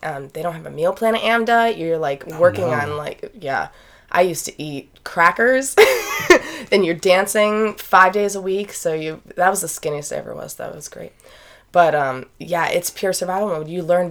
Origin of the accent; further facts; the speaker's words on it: Holyoke, Massachusetts, United States; I am from Holyoke, Massachusetts.